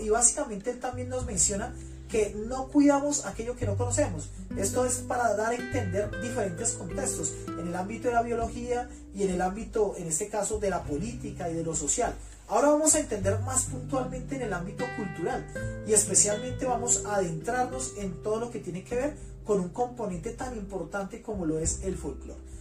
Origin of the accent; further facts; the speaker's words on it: Bogotá, Colombia; now in Facatativá, Colombia; habito en el municipio de Facatativá, soy bogotano